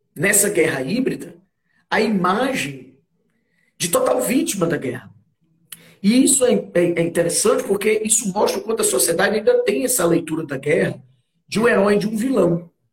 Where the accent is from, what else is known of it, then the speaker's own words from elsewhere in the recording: Fortaleza, Ceará, Brazil; Fortaleza, a gente é de Fortaleza